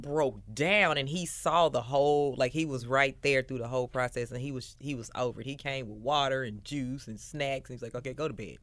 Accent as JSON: {"language": "English", "town": "Memphis", "region": "Tennessee", "country": "United States", "tie": "born or raised there", "said": "I am born and raised in Memphis, Tennessee. I grew up in Westwood"}